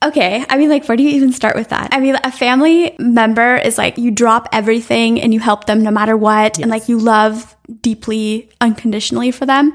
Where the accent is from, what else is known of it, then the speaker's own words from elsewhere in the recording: United States; as an American